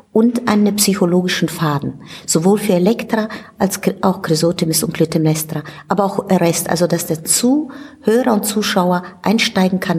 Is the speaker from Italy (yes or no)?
yes; Italy; German is a second language; ich komme aus Italien und ich bin mit Verdi und Rossini aufgewachsen